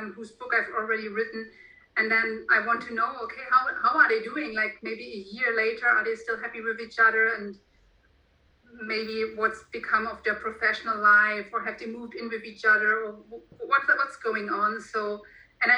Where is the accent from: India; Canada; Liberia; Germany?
Germany; first language German; English is a second language